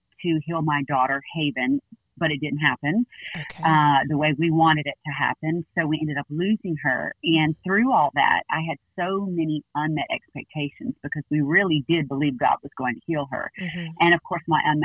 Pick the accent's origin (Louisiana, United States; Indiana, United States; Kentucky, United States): Louisiana, United States; Baton Rouge; moved away as an adult; now in Northwest Arkansas, United States; we're originally from Baton Rouge, and we moved to Arkansas to plant our church, and we love it here.